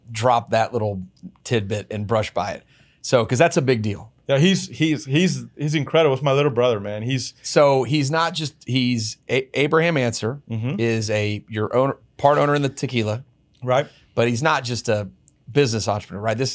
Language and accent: English; Texas, United States; Dude, I'm a Texican.